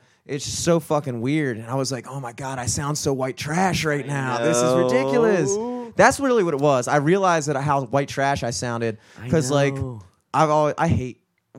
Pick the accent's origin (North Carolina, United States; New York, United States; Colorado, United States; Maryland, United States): Maryland, United States; Towson; I grew up in Towson